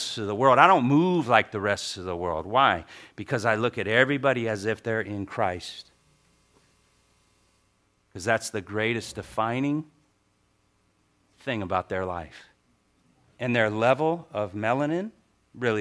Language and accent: English; Hawaii, United States; I'm Hawaiian.